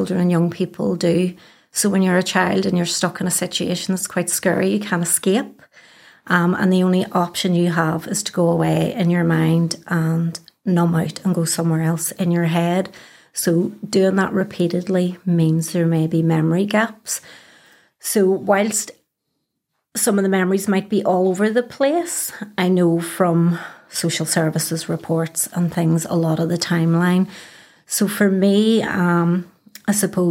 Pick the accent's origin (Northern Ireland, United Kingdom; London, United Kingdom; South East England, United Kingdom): Northern Ireland, United Kingdom; Belfast; I am born and bred in Belfast, as you can probably tell from the accent. I grew up around the Cliftonville area